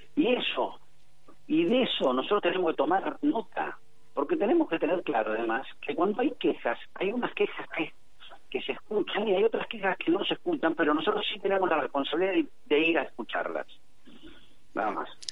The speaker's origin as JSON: {"language": "Spanish", "town": "San Miguel", "region": "Buenos Aires Province", "country": "Argentina", "tie": "born or raised there", "said": "soy de San Miguel, nací en San Miguel, vuelvo a San Miguel todos los días de mi vida"}